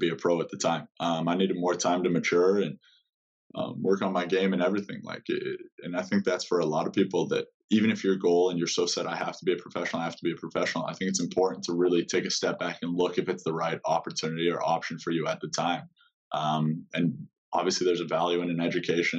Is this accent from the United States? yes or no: yes; Spokane, Washington, United States; also born or lived in Seattle, Washington; I'm from Spokane, Washington, originally. So I was born there